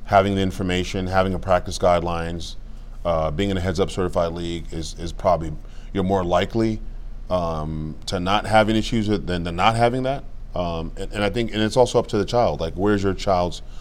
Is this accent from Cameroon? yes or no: yes; Cameroon; now in United States; I was born in Cameroon, like I said, Cameroon, West Africa